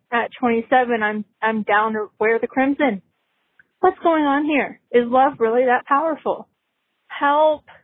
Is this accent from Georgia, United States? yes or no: yes; Georgia, United States; moved away as an adult; now in St. Louis, United States; I grew up in Georgia, um, very close to UGA, and I am a Georgia Bulldog fan so ugga. But then I move up to St. Louis